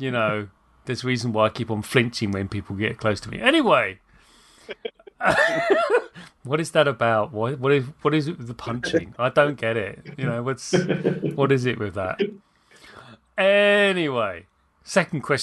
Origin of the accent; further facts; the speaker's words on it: United Kingdom; I'm British